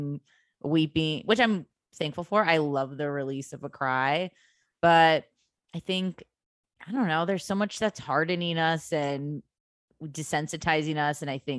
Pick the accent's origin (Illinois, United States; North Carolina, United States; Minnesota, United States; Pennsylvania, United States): Illinois, United States; in the suburbs of Chicago.